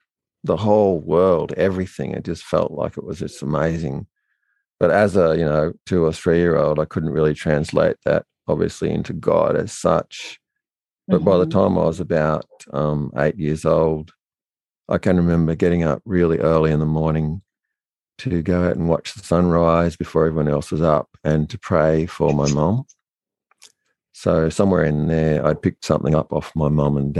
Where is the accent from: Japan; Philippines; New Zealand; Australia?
Australia; New South Wales; also born or lived in Bathurst; We grew up on a sheep and cattle station way out in the outback